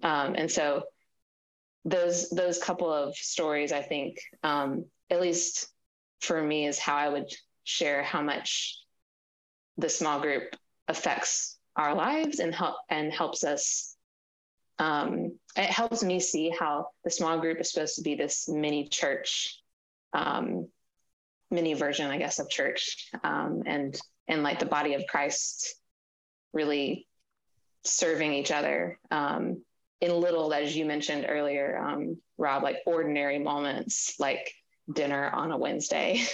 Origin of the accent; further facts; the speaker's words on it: Mississippi, United States; also born or lived in Washington, D.C.; now in Maryland, United States; we're from Mississippi, so our family's not close